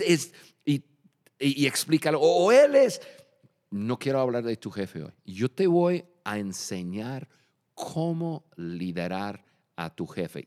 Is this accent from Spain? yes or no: no; Michigan, United States; Spanish is a second language; moved away as an adult; also born or lived in Dallas, Texas; now in Mexico; yo nací en Michigan, yo soy del norte